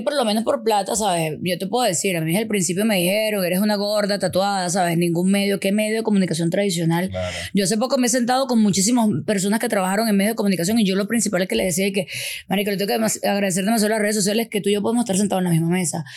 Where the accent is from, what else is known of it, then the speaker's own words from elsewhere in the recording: Venezuela; Nosotros también como venezolanos